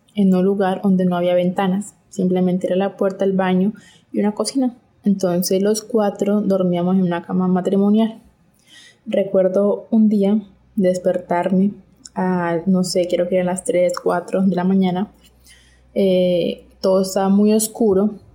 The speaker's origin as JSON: {"language": "Spanish", "country": "Colombia", "said": "Soy de Colombia"}